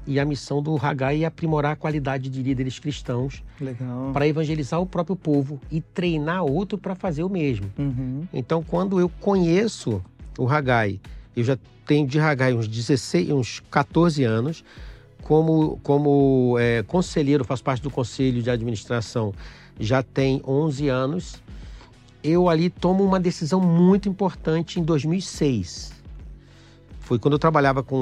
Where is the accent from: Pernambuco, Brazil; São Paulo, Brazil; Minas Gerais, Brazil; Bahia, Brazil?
Pernambuco, Brazil; eu tenho 52 anos. É, sou pernambucano